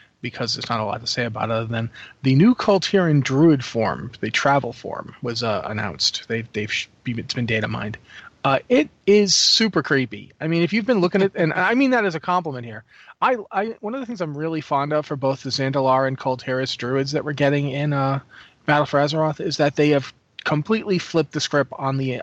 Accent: New England, United States; I grew up in New England

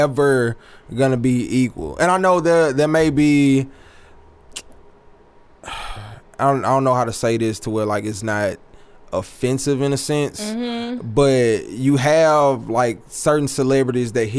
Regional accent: Alexandria, Louisiana, United States; moved away; I was born and raised in the Sonya Quarters of Alexandria, Louisiana

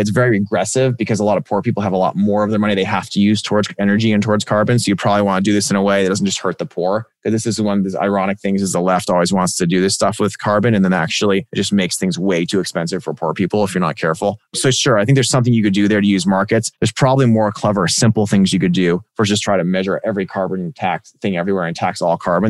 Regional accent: Silicon Valley, California, United States; where I grew up in Silicon Valley

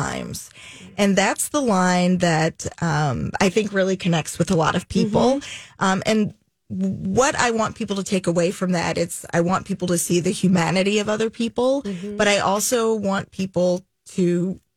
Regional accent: Jackson, Tennessee, United States; moved away; also born or lived in Chattanooga, Tennessee / Twin Cities, Minnesota; Jackson, which is where I grew up

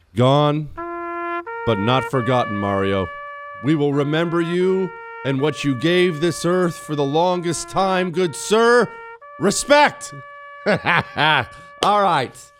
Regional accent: Ohio, United States; moved away; Most of my family's from Ohio. I was born in Ohio

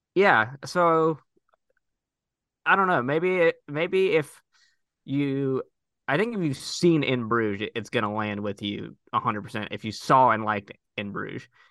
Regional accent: Missouri, United States; my home state

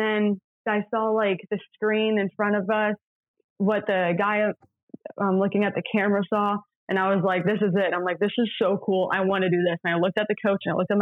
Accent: Florida, United States; moved away; I'm a freshman. I'm from Florida.

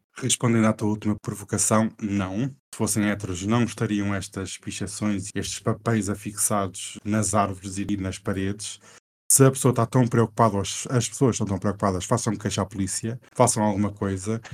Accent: Portugal; Não, não, eu sou português

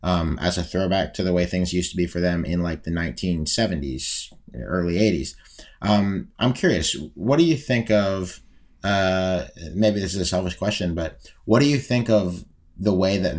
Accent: Pittsburgh, Pennsylvania, United States; I'm from Pittsburgh

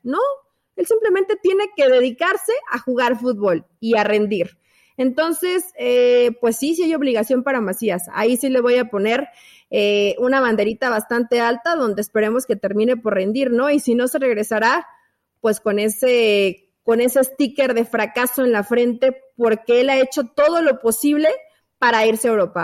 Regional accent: Mexico; como soy mexicana

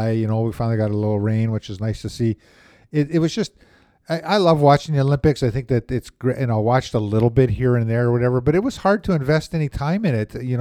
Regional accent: Winnipeg, Manitoba, Canada; Apparently, I grew up in Saint Vital.

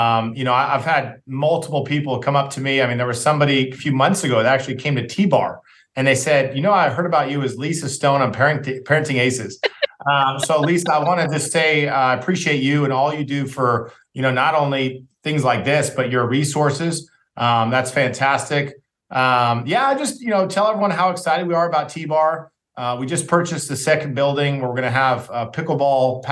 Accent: San Diego, California, United States; also born or lived in Las Vegas; now in Texas, United States; when I was a kid growing up in San Diego

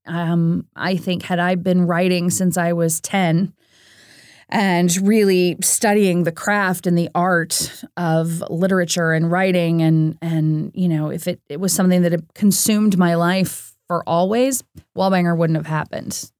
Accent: St. Louis, Missouri, United States; I grew up in Saint Louis, Missouri, which is kind of right smack dab in the middle of the Midwest

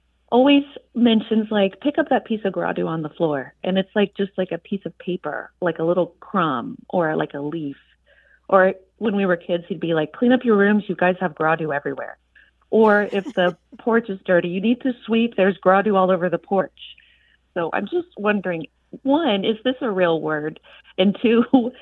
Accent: Houston, Texas, United States; now in Cincinnati, United States; I am originally from Houston, Texas

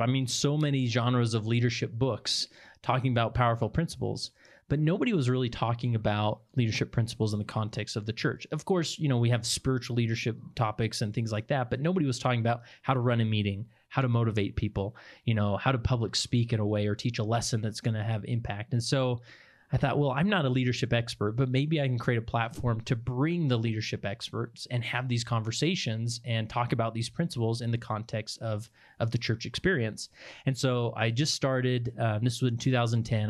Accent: West Valley City, Utah, United States; I grew up in West Valley City, Utah, and went to Granger High

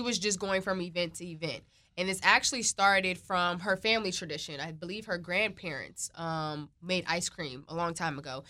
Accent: Prince George's County, Maryland, United States; I am from Maryland. I'm from the P G County area

